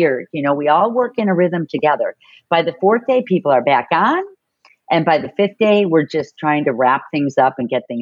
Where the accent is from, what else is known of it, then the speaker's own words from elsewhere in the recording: Chicago, Illinois, United States; moved away; also born or lived in San Diego; I grew up in Chicago and then I lived in San Diego for 7 years.